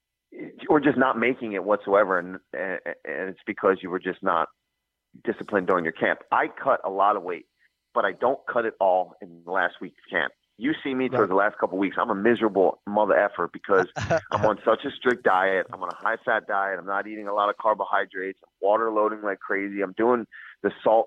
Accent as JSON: {"language": "English", "town": "Philadelphia", "region": "Pennsylvania", "country": "United States", "tie": "born or raised there", "said": "We're close to my hometown"}